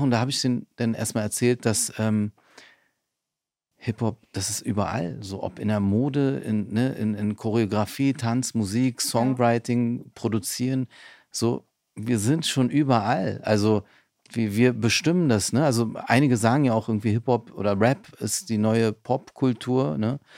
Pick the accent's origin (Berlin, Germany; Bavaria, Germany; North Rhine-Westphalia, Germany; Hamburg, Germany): Berlin, Germany; Ich bin in Neukölln aufgewachsen.